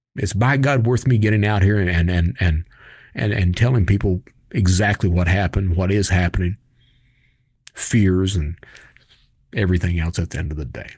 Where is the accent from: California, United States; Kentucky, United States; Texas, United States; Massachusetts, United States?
Kentucky, United States; I'm from Kentucky